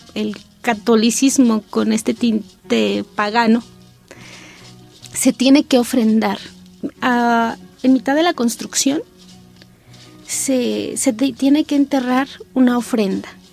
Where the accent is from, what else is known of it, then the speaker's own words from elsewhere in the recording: San Juan Chamula, Chiapas, Mexico; de mi pueblo